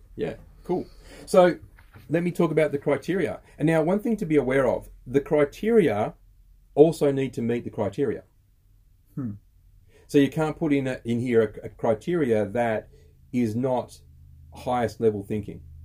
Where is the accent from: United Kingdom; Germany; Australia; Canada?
Australia